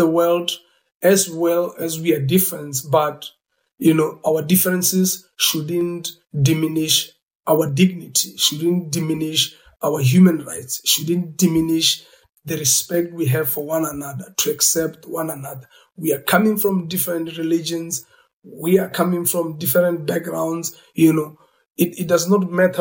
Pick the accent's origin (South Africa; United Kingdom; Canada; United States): South Africa; as a South African coming from apartheid era